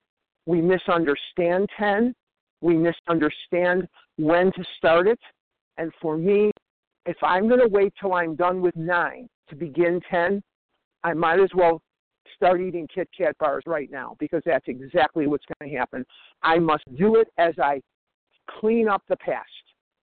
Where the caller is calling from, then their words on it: Scottsdale, Arizona, United States; I'm calling from Scottsdale, Arizona.